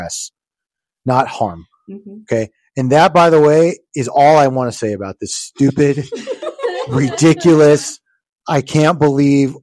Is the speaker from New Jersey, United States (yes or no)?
yes; New Jersey, United States; I was born in New Jersey